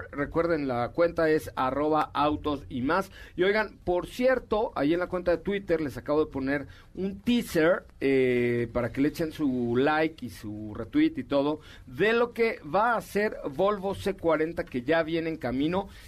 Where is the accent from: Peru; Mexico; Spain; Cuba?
Mexico; Mexico City; born there; ah nací en la colonia Roma, pero